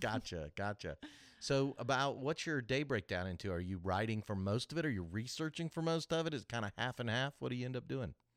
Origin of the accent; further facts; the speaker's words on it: Kansas City, United States; now in Augusta, United States; I grew up in Kansas City